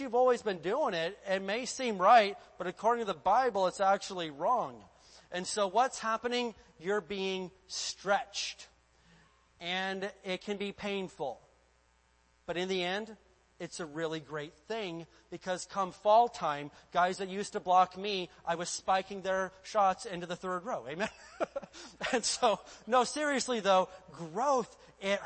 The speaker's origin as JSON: {"language": "English", "region": "Indiana", "country": "United States", "tie": "born or raised there", "moved": "yes", "said": "I lived in the state of Indiana and there was only one acceptable goal for growing up in Indiana"}